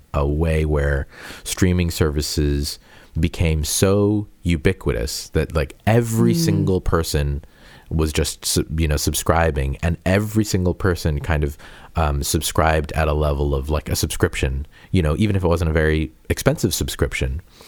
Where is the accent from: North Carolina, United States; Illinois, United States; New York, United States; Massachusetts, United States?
Massachusetts, United States; Peabody; moved away; I'm from Peabody. And which is north of Boston